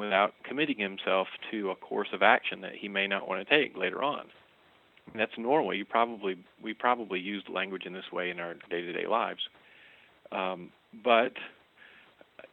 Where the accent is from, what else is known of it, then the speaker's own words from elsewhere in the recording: the South, United States; we were raised in the South